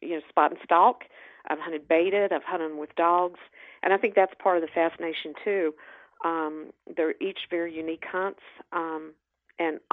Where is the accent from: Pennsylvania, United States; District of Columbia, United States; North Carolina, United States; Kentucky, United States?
North Carolina, United States; growing up in North Carolina, my family visited the mountains every year.